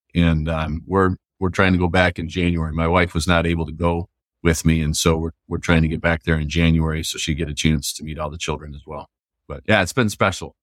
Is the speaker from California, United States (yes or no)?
no; Grand Rapids, Michigan, United States; I grew up in Grand Rapids